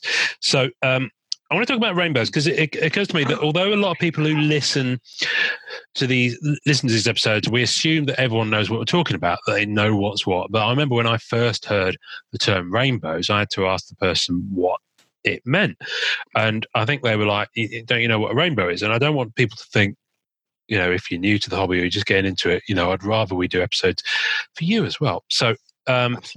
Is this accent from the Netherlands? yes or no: no; England, United Kingdom; I am English and I am in England